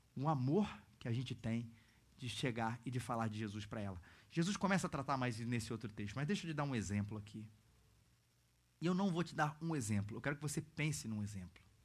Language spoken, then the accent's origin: Portuguese; Rio de Janeiro, Brazil; mesmo sendo carioca